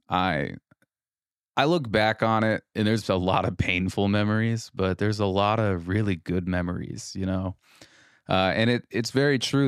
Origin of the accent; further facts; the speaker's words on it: Rogue River, Oregon, United States; moved away as an adult; now in Mason City, United States; my home of Rogue River, Oregon